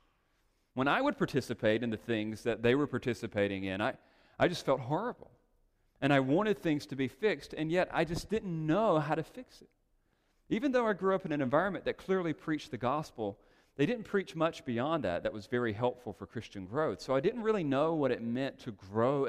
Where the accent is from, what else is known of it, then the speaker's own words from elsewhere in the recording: North Carolina, United States; moved away as an adult; now in Los Angeles, United States; we made the strange and risky leap to Los Angeles from North Carolina.